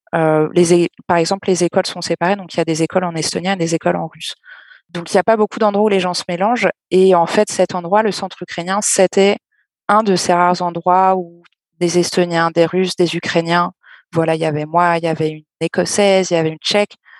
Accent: Caen, Normandy, France; je viens de Caen, j'ai toujours vécu euh, dans des villes

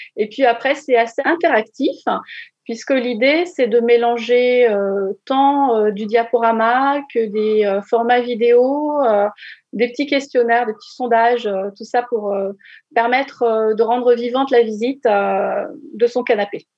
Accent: Normandy, France; quand on est normand

